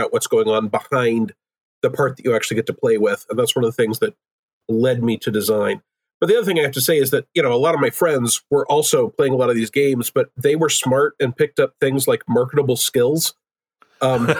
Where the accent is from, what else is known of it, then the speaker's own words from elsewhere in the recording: Oklahoma, United States; also born or lived in Seattle; I'm originally from Oklahoma